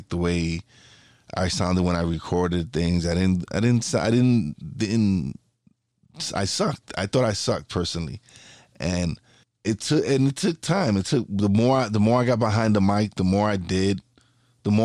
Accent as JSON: {"language": "English", "town": "New York City", "region": "New York", "country": "United States", "tie": "born or raised there", "said": "I'm a kid from Brooklyn. I came from one of the worst parts in Brooklyn, one of the worst neighborhoods"}